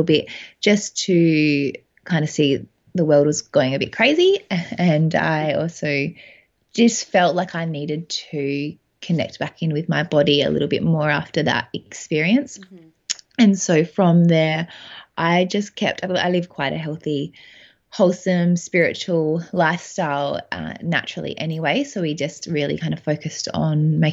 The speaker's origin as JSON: {"language": "English", "town": "Adelaide", "region": "South Australia", "country": "Australia", "said": "So I'm from Adelaide. We live in Adelaide with my husband, Dan"}